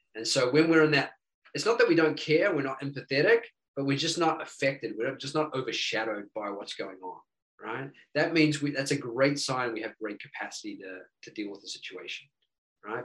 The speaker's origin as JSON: {"language": "English", "country": "New Zealand", "moved": "yes", "lives_now": "United States", "said": "I'm originally from New Zealand"}